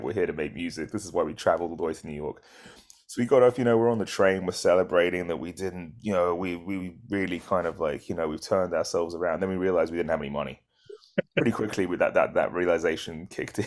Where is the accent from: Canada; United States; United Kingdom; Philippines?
United Kingdom; moved away; we're British